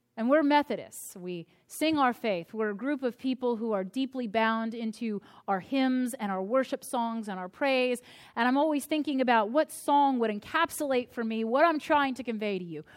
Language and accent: English; United States; my experience as an American